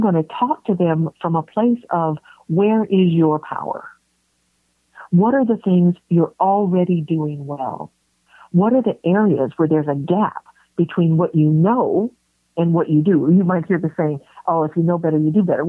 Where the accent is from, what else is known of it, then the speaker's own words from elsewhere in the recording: San Francisco, California, United States; I was born and raised in San Francisco